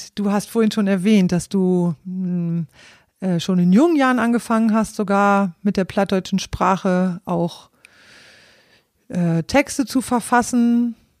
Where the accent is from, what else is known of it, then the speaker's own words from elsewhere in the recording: East Frisia, Lower Saxony, Germany; ich stamme aus Ostfriesland